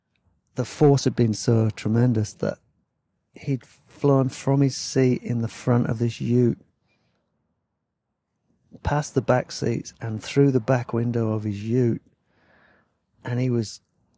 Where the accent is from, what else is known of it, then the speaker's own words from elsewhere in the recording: Yorkshire and the Humber, United Kingdom; now in Thailand; I'd just like to apologise for my accent, because sometimes my words sound a bit weird because I'm from Yorkshire, and when I first came over here, I'd say stuff like money and honey